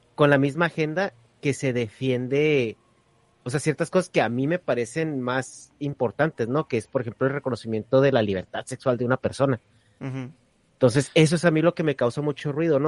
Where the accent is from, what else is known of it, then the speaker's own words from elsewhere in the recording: northern Mexico, Mexico; Yo soy del norte de México